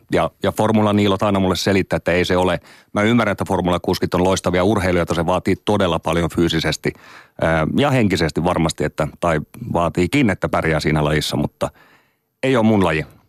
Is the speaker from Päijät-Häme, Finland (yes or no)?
no; Oulu, North Ostrobothnia, Finland; mä oon Oulusta kotoisin